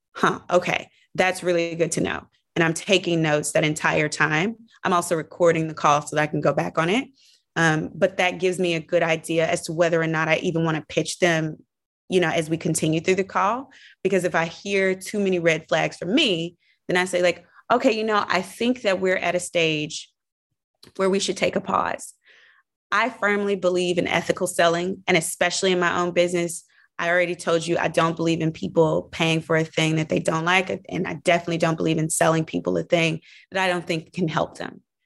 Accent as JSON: {"language": "English", "region": "the South", "country": "United States", "moved": "yes", "said": "being a Southerner"}